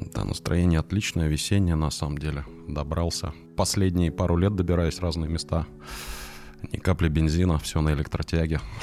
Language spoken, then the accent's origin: Russian; Moscow Oblast, Russia; я приехал в родной, но чужой для себя город, поскольку я вырос в Подмосковье